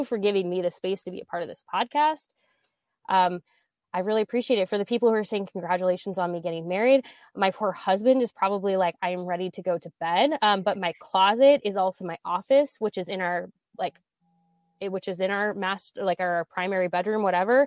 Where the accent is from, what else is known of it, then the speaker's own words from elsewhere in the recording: Nebraska, United States; I grew up in Nebraska